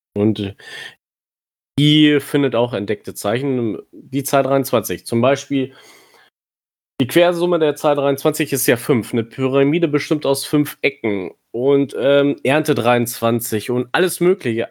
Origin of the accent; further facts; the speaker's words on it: near Hanover, Lower Saxony, Germany; ich komme aus der Nähe von Hannover.